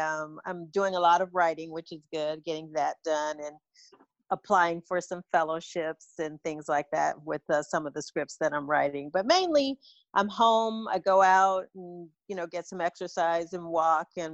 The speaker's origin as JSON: {"language": "English", "town": "Detroit", "region": "Michigan", "country": "United States", "tie": "born or raised there", "also_born_or_lived": "Brooklyn, New York", "moved": "as an adult", "lives_now": "Los Angeles, United States", "said": "I was born in Brooklyn, grew up in Detroit"}